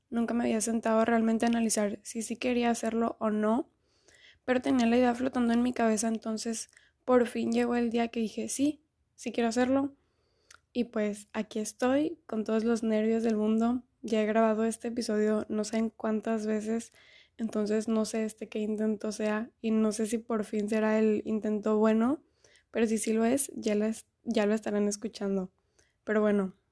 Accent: Mexico; Ahorita estoy viviendo en Mérida, Yucatán, o sea, soy mexicana, obvio, pero no soy de Mérida. He vivido en varias partes a lo largo de mi vida

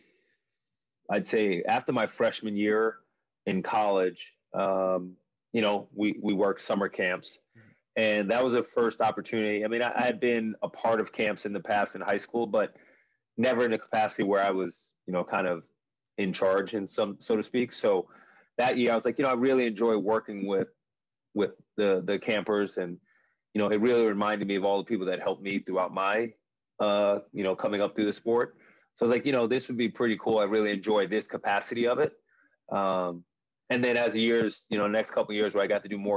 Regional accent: Long Island, New York, United States; growing up in New York, growing up in Long Island

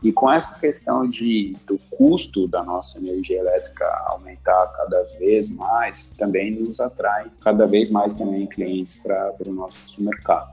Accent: São Caetano do Sul, São Paulo, Brazil; also born or lived in Santo André; Eu nasci em São Caetano

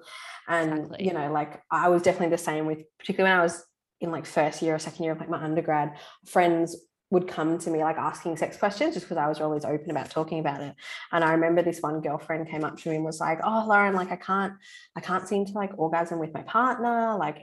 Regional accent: Darwin, Northern Territory, Australia; moved away as an adult; also born or lived in Melbourne, Victoria; I'm from Darwin in the Northern Territory originally, and I moved to Melbourne, Vic, to do study and to go to uni.

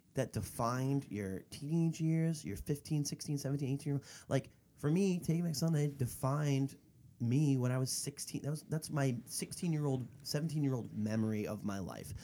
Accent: Florida, United States; He's from my hometown in Florida, and we went to high school together

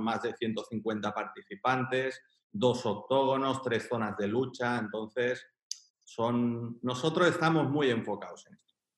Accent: Girona, Catalonia, Spain; now in Chiclana de la Frontera, Spain; yo soy de Pontmayor. Entonces, un barrio humilde, trabajador.

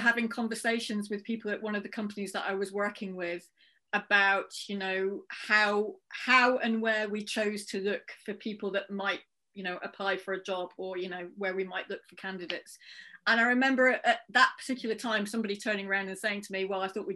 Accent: Merseyside, North West England, United Kingdom; I was growing up on Merseyside

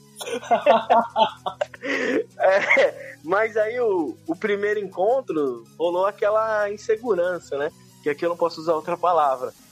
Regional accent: São Paulo, Brazil; eu cresci aqui na Zona Leste de São Paulo

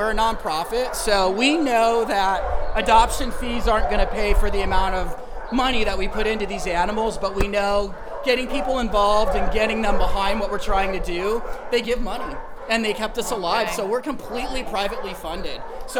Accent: Arkansas, United States; also born or lived in Georgia; I was an Army kid, so I grew up literally moving every year, and I lived in horrifically bad places. Like, I grew up in Arkansas, in Georgia, and my mom was in San Diego, so I had this huge culture shock.

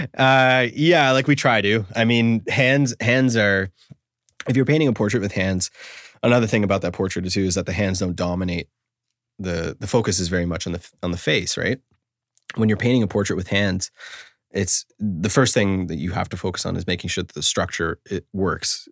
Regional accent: Canada; I'm a Canadian

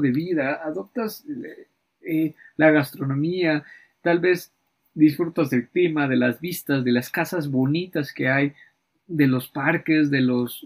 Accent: Mexico

